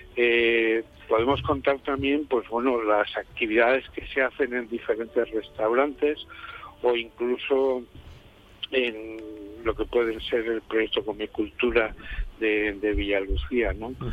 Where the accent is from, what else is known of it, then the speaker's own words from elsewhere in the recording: Rioja Alavesa, Basque Country, Spain; las personas que vivimos en esta zona, en el caso de Rioja Alavesa